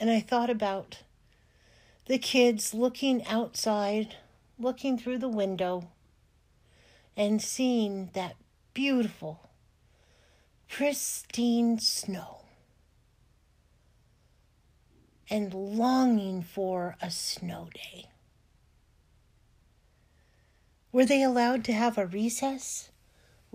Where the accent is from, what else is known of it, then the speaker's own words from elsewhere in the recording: California, United States; moved away; I grew up in California in a place that never got any snow